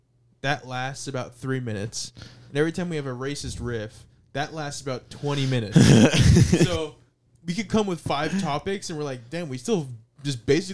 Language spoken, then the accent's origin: English; New York, United States; born there; Obviously, okay, so I've always been Puerto Rican, but I didn't know. I was born in New York, but I moved here, so I didn't even know Puerto Rican stereotypes before I did comedy.